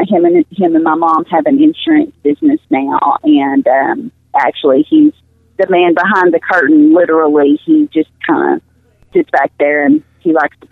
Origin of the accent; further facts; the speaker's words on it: Clinton, Arkansas, United States; now in Marshall, United States; We actually lived in Clinton, which is where I grew up, and then my husband's work brought him to Marshall, and all my fam